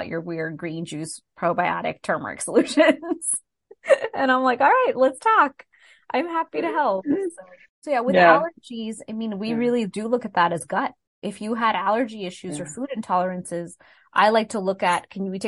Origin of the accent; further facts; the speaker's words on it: Texas, United States; I'm from Texas.